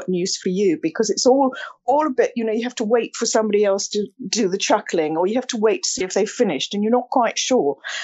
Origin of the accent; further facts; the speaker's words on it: Essex, East of England, United Kingdom; I came from Essex. I'm an Essex girl